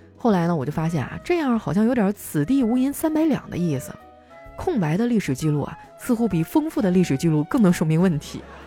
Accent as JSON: {"language": "Chinese", "region": "Northeast China", "country": "China", "moved": "yes", "said": "作为一个东北人哈，我对自己的酒量还是挺自信的"}